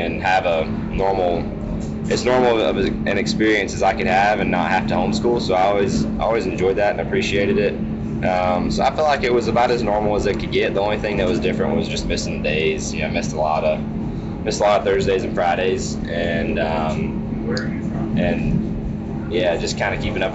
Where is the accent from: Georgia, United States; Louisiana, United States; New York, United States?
Georgia, United States; Dawsonville; loved living in North Georgia